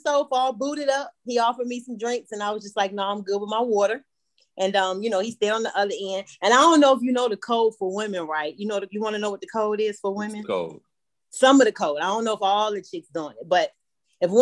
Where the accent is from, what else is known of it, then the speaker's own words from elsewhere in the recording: Richmond, Virginia, United States; moved away as an adult; now in Atlanta, United States; I'm originally from Virginia, Richmond, Virginia, but I'm living in Atlanta. Been in Atlanta like, 13 years about